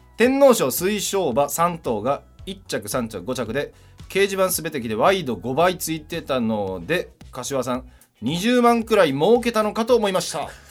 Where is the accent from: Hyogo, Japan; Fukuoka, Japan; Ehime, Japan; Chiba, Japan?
Hyogo, Japan; Kobe; moved away; 30歳神戸市出身です